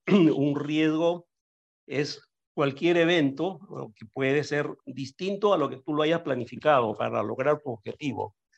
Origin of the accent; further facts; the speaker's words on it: Peru; moved away; also born or lived in Caracas, Venezuela; yo nací en Perú, efectivamente, ahora estoy en Perú nuevamente, pero bueno, yo emigré de Perú a Venezuela, bastante joven